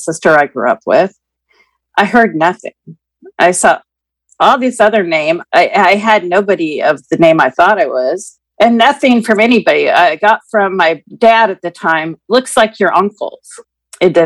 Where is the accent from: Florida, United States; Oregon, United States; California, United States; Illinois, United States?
Oregon, United States; Keizer; I am 56, and I'm from Kaiser, Oregon